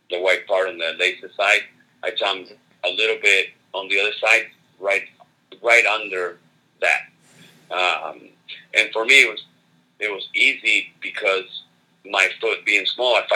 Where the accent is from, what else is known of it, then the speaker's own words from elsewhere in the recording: Argentina; I'm from Argentina, so the whole it was a whole uh, a whole uh, you know good luck combination